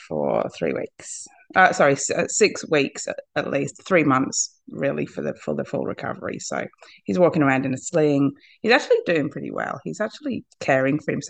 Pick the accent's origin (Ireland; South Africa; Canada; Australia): Australia; I am from Australia